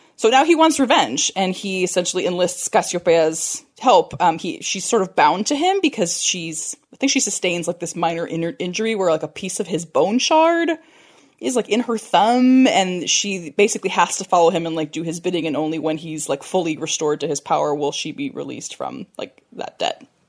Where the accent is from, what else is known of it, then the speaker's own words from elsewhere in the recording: California, United States; I'm from California